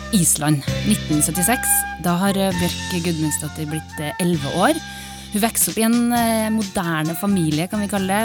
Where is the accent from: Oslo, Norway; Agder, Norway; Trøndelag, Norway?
Trøndelag, Norway; Trondheim; på festningen i Trondheim, i nabolaget der jeg vokste opp